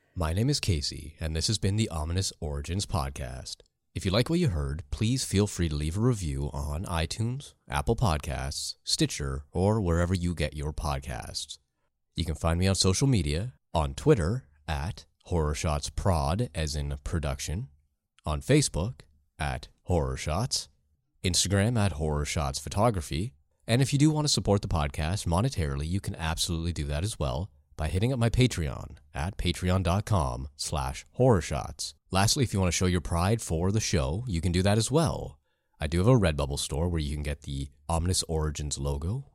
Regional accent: Canada; accent: Canadian

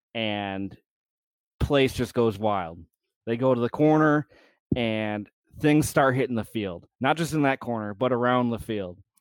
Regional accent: United States; as an American

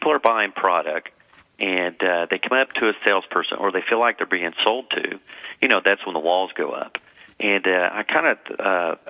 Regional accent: Texas, United States; I'm from Texas, born and raised

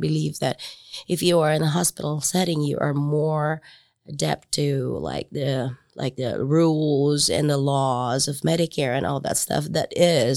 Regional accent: southern Philippines, Philippines; moved away as an adult; also born or lived in Huntington, Indiana; now in Marion, United States; I was raised Methodist in the Philippines

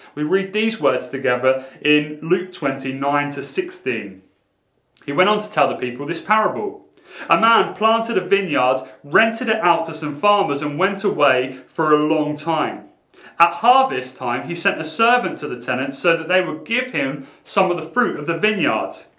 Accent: Portsmouth, South East England, United Kingdom; growing up in Portsmouth in a quite a rough school

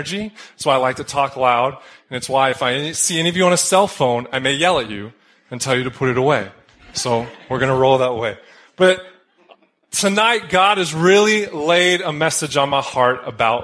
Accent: Denver, Colorado, United States; also born or lived in Southern California; I hail from Colorado, Denver, Colorado.

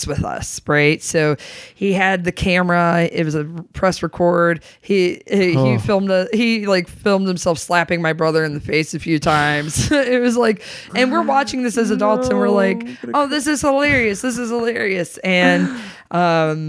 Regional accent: Grand Rapids, Michigan, United States; also born or lived in San Antonio, Texas / Austin, Texas; now in Chicago, United States; I grew up in Grand Rapids, Michigan

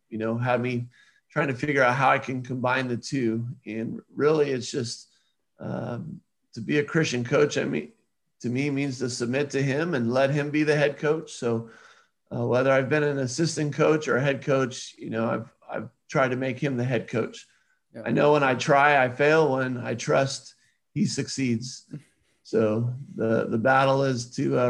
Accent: Southern California, United States; I grew up in Southern California

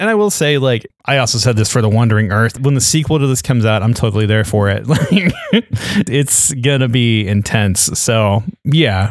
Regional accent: United States

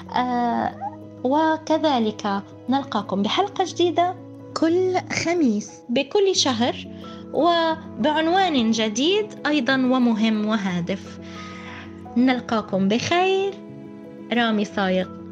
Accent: Palestine; accent: Palestinian; نقول في العامية في لهجتنا الفلسطينية

